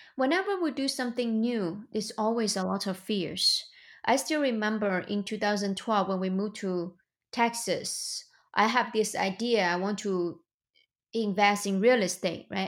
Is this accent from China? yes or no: yes; China; moved away as an adult; now in United States; I was born and raised in China. I came to the United States two thousand nine.